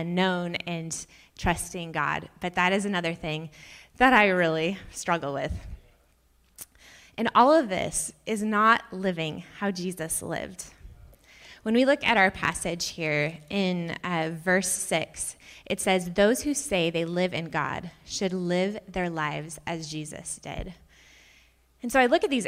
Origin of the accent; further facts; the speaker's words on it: Auburn, United States; I grew up in Auburn, so not that far down the road, like 45 minutes